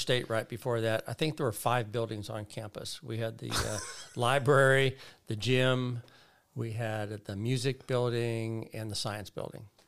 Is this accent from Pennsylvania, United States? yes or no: yes; Bethel Park, Pennsylvania, United States; moved away as an adult; also born or lived in West Virginia; now in Fullerton, United States; born in West Virginia, uh, uh, grew up there as a young boy and then moved to Pittsburgh, Pennsylvania